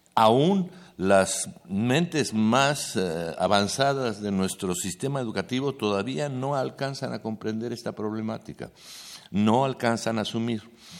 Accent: Mexico City, Mexico; Yo nací aquí, ¿no? He vivido aquí y no conozco el náhuatl

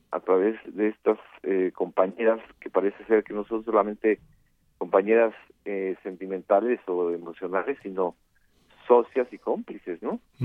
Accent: Mexico; como periodista y como mexicano

